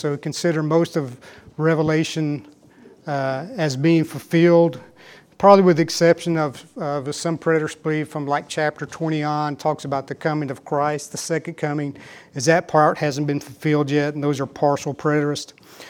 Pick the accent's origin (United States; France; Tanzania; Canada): United States; West, Texas; and I can never say this right because I grew up here in West, and this is how we talked here in West